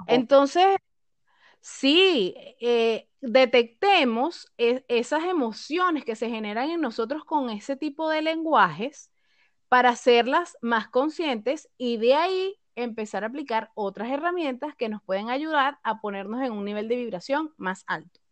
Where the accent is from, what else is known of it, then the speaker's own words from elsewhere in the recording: Venezuela; moved away as an adult; now in Chile; … y yo somos venezolanas, actualmente residentes en Chile